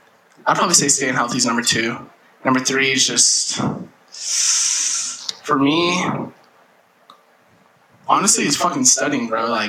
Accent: Ogden, Utah, United States; I mean, yeah, I'm from Ogden, you know, one of the greatest places on this earth. Beautiful, beautiful city.

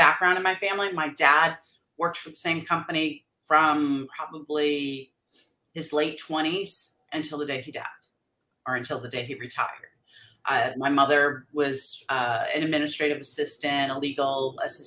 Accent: New England, United States; now in San Diego, United States; we were both born and raised in New England

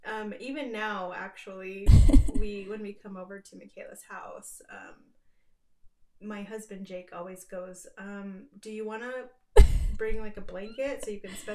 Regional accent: eastern Washington State, United States; also born or lived in Mexico; now in Utah, United States; I'm currently based in Utah. I'm originally from Mexico, but I grew up in Washington State on the eastern side, and I'm a mother of two

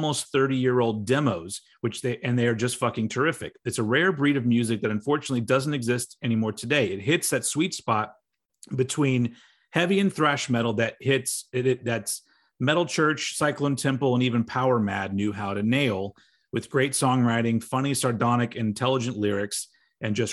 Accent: United States; I'm American

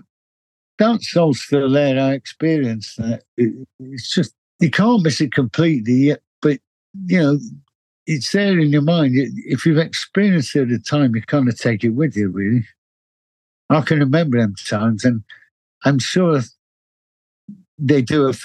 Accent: Manchester, North West England, United Kingdom; moved away as an adult; now in London, United Kingdom; I was born in Manchester

